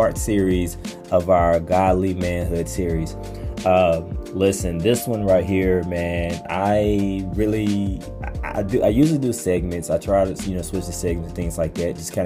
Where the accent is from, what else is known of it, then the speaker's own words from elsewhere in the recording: Pine Bluff, Arkansas, United States; I grew up in Pine Bluff